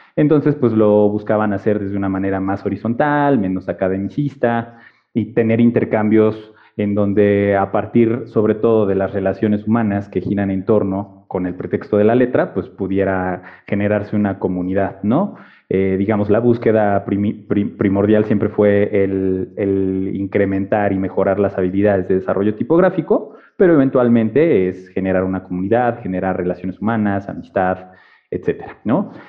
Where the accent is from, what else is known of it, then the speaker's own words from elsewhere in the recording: Puebla, Mexico; moved away as an adult; now in Mexico City, Mexico; yo estudié y me formé en la ciudad de Puebla, ahí crecí